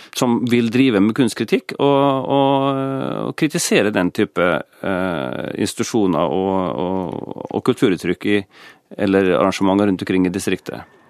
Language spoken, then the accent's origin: Norwegian; Kristiansund, Møre og Romsdal, Norway; moved away; Når jeg begynte å lese Dagbladet på 70-tallet, i min hjemby Kristiansund